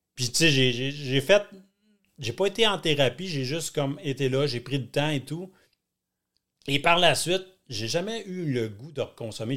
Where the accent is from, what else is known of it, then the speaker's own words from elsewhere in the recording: Thetford Mines, Quebec, Canada; moved away; je suis natif de Thetford. C'est tout petit